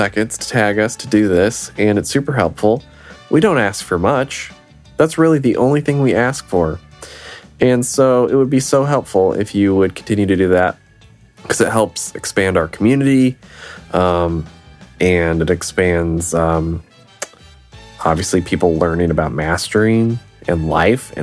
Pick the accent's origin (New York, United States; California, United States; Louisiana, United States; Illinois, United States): Illinois, United States; accent: Northern; now in Nashville, United States; I'm from Illinois